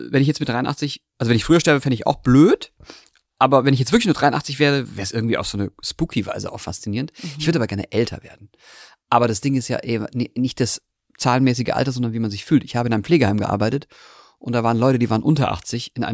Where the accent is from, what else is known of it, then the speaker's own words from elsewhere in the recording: Karlsruhe, Baden-Württemberg, Germany; born there; In Karlsruhe.